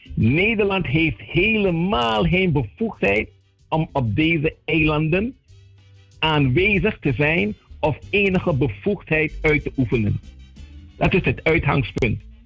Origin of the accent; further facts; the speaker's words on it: Sint Maarten; also born or lived in Saint-Martin (French side); now in Saint-Martin; ik ben van de Nederlandse kant, maar ik woon aan de Franse kant